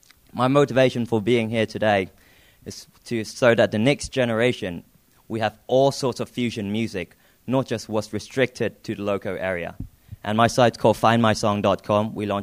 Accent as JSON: {"language": "English", "country": "Hong Kong", "moved": "yes", "lives_now": "Los Angeles, United States", "said": "I'm actually from Hong Kong, so a long way from here. I'm currently studying at the University of Southern California."}